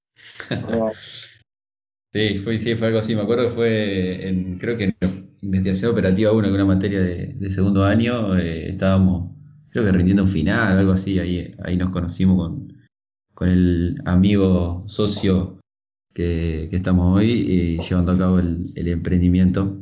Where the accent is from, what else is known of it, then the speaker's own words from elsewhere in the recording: Gálvez, Santa Fe, Argentina; moved away as an adult; yo no soy de Santa Fe, soy de, de Galvez, que es una ciudad entre Rosario y Santa Fe, me fui a vivir a, a la ciudad para estudiar